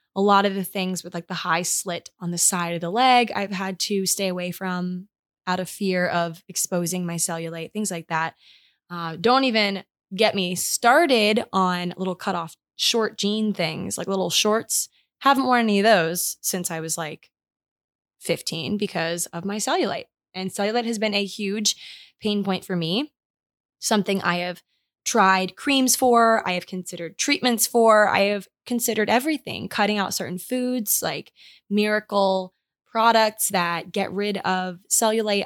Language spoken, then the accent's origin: English; Maryland, United States; moved away; we went home to my hometown in Maryland